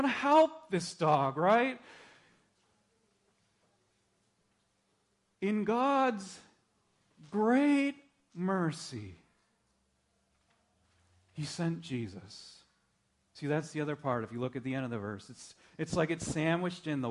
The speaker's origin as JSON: {"language": "English", "region": "Minnesota", "country": "United States", "tie": "born or raised there", "said": "I grew up in Minnesota."}